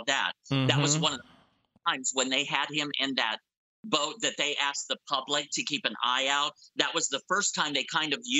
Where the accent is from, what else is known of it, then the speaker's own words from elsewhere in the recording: Indiana, United States; moved away; I grew up in the Midwest, in Indiana